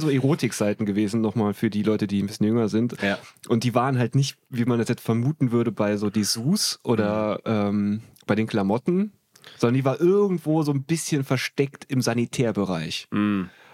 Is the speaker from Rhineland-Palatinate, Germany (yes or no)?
yes; Trier, Rhineland-Palatinate, Germany; ich habe in, in meiner Heimatstadt in Trier, habe ich alle gekannt